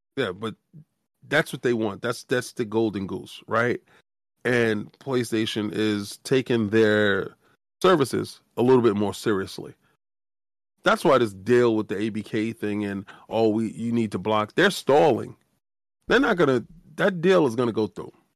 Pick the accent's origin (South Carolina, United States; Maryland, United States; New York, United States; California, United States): New York, United States; New York City; we come from the South Bronx